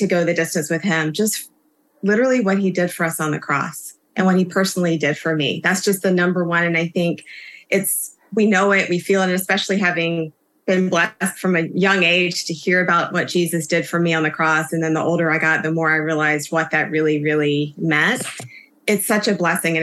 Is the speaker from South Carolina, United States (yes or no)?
yes; South Carolina, United States; I grew up in South Carolina